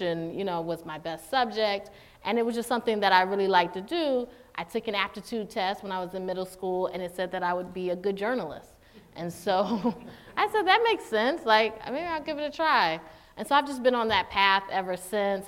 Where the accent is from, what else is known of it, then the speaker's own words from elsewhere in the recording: Durham, North Carolina, United States; I grew up in Durham, North Carolina